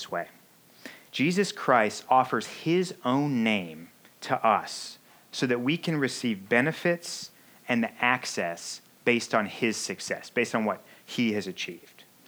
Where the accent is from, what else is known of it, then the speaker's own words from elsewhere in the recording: Missouri, United States; now in Chicago, United States; I grew up in Missouri